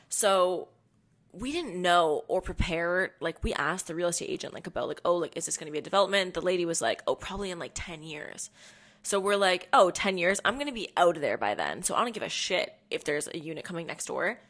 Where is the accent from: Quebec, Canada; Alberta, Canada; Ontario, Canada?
Ontario, Canada; Hamilton; moved away as an adult; now in Toronto, Canada; I'm from Hamilton